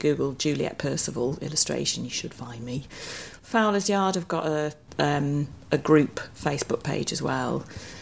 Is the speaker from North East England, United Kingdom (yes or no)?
yes; Durham, North East England, United Kingdom; I grew up in Durham